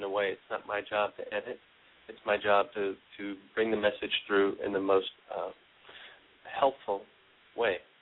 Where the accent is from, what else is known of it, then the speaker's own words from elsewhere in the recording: New York, United States; also born or lived in East Coast; now in California, United States; I was born in New York. That's one thing. Lived on the East Coast a long time